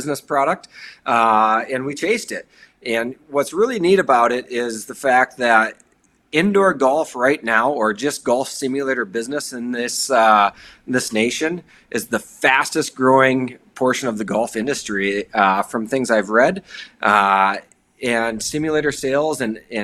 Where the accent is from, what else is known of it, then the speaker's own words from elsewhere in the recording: Sioux Falls, South Dakota, United States; now in Fargo, United States; I am from Sioux Falls, South Dakota.